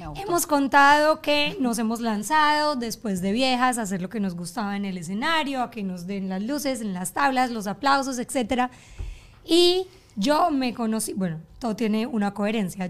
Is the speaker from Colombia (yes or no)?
yes; Colombia; moved away as an adult; now in Doral, United States; Yo soy colombiana crecí en Colombia, me vine a vivir a Estados Unidos